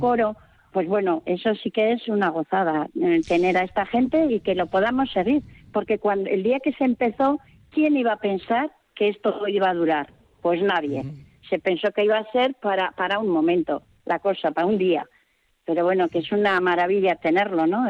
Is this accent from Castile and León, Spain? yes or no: no; Sarria, Basque Country, Spain; una vecina más del pueblo de Sarria